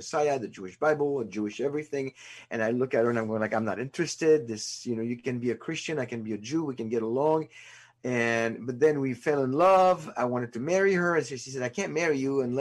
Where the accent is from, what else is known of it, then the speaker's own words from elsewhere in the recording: France; moved away as an adult; also born or lived in California / Chicago / Pacific Northwest, United States; now in United States; I was born in France in 1959, child of Holocaust survivors. Spent the first 27 years of my life in France